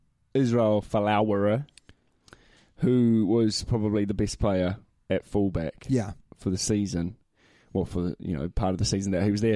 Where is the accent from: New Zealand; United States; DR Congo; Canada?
New Zealand; as a Kiwi